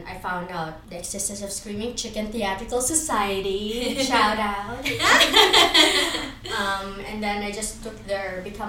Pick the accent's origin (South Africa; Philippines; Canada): Philippines; moved away; I am a Filipino movement art explorer.